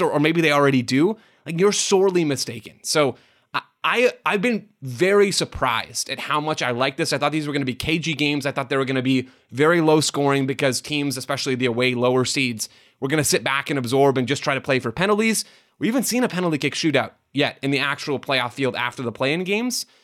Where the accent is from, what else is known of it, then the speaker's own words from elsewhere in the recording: United States; as an American sports fan